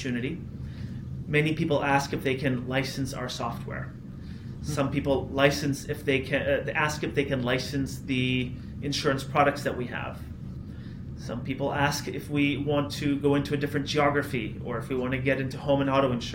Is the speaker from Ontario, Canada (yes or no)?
yes; Toronto, Ontario, Canada; I grew up in Toronto, so it was natural for me to continue living here to start the company.